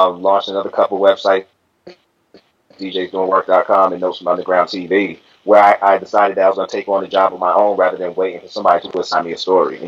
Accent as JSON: {"language": "English", "town": "Boston", "region": "Massachusetts", "country": "United States", "tie": "born or raised there", "said": "Boston, Massachusetts, you know, like I say, through and through, that was born and raised"}